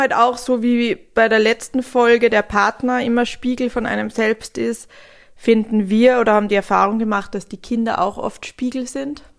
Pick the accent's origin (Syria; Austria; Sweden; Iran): Sweden; now in Germany; mein Herkunftsland Schweden